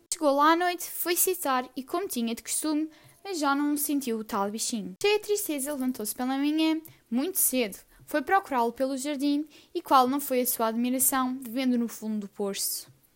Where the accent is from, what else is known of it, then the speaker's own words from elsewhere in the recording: Portugal; tenho 14 anos, sou portuguesa